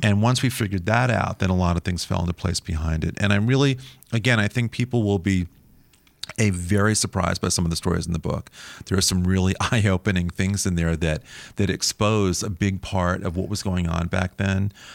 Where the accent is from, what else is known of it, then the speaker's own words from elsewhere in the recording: New York, United States; growing up in New York